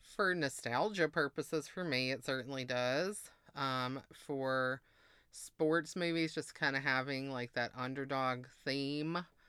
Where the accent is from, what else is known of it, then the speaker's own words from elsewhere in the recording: Mississippi, United States; moved away; also born or lived in Massachusetts; I grew up in Mississippi